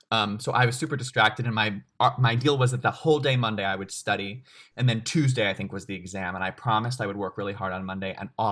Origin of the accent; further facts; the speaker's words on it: Long Island, New York, United States; I grew up in New York State and we had the Regents examinations on Long Island.